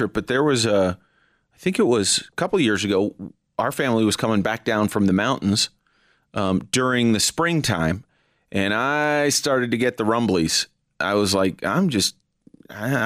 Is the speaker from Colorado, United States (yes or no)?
no; California, United States; now in Denver, United States; when I was a kid growing up in California